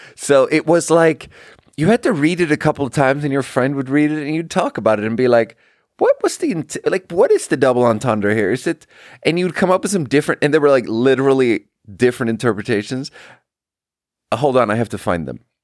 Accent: Sweden; English is a second language; now in United States; I'm from Sweden, too.

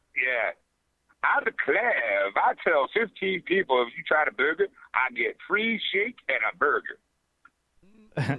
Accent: Philadelphia, Pennsylvania, United States; I'm from Philly

